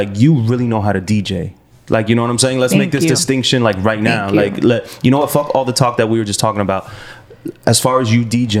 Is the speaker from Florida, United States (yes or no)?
yes; Weston, Florida, United States; I went to Cypress.